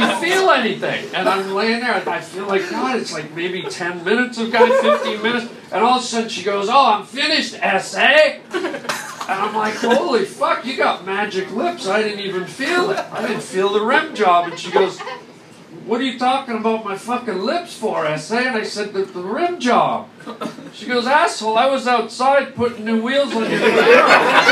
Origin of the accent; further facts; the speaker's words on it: Canada; When I was a little boy, I grew up in Canada